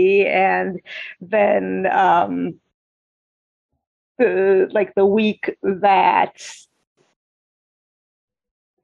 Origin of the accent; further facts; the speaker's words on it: Eastern Massachusetts, United States; my experiences growing up in Eastern Massachusetts